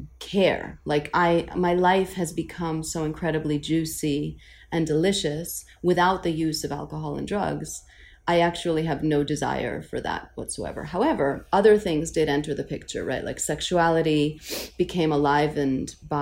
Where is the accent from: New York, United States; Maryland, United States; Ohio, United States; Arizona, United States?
New York, United States; New York City; I'm from Queens